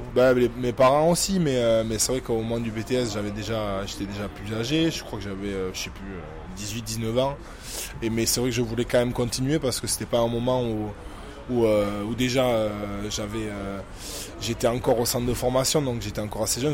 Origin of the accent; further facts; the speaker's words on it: Saint-Pée-sur-Nivelle, Nouvelle-Aquitaine, France; moved away as an adult; also born or lived in Bayonne; now in Toulon, France; c'est ma terre natale, je suis né là-bas, j'ai grandi là-bas, j'ai tout fait là-bas, j'ai tout fait au Pays Basque